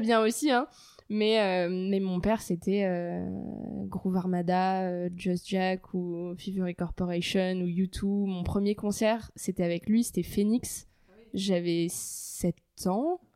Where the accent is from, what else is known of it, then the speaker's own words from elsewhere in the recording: Paris, Île-de-France, France; je suis née à Paris j'ai grandi à Paris, donc 100% parisienne pure souche